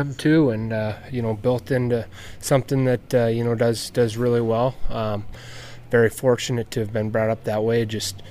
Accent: Drake, North Dakota, United States; I grew up in the country between Balfour and Drake

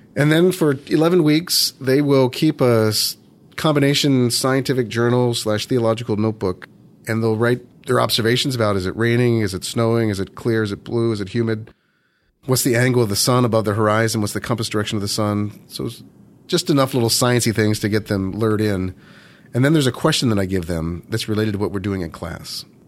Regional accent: Baltimore, Maryland, United States; moved away as an adult; I was born and raised in, in Baltimore, Maryland

